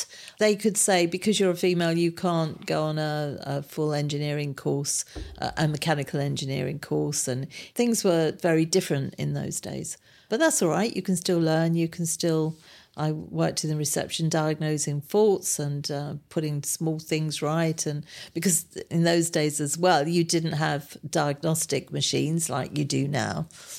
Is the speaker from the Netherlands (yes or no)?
no; Harrow, London, United Kingdom; also born or lived in Kingsbury; I was born in Kingsbury, which is Northwest Nine, and then I moved, or my parents moved to Harrow, where I've lived ever since. Very boring, I'm afraid. I haven't gone very far, but I've stayed in Harrow.